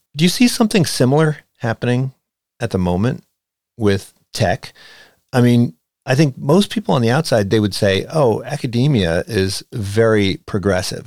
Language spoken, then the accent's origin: English; outside of Philadelphia, Pennsylvania, United States; it's where I grew up outside of Philadelphia